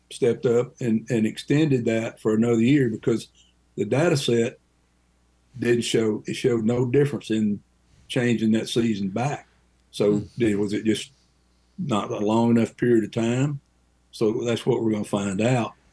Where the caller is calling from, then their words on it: Brookville, Ohio, United States; from Brookville, Ohio.